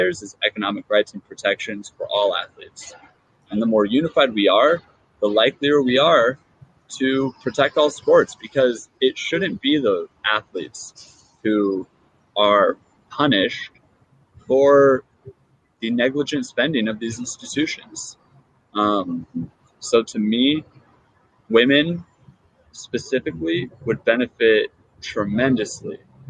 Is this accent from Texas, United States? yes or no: no; Seattle, Washington, United States; my hometown in Seattle